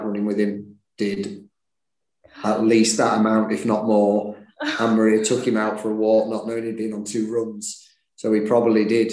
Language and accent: English; Leeds, Yorkshire and the Humber, United Kingdom; also born or lived in Barnsley; I was born in Barnsley, yeah, and moved to Leeds when I was seven.